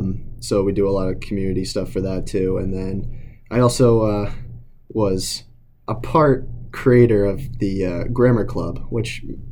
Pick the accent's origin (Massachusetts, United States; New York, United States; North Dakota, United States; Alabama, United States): Massachusetts, United States; Attleboro; I've been born in Attleboro, lived in Attleboro my whole life, been to all the Attleboro schools. I went to Willett Elementary School, then I went to Brandon Middle School, and now I'm here at the high school